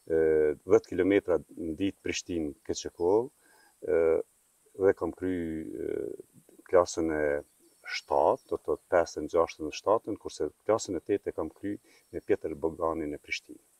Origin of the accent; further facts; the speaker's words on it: Prapashticë, Kosovo; në fshatin tim prapashtic, vendindin pikrish në vendit ku kom lind